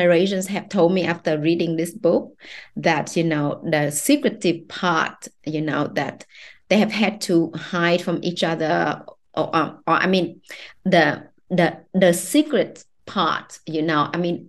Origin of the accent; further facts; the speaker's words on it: Vietnam; I grew up in Vietnam, you know, I know Vietnamese women, I'm a Vietnamese woman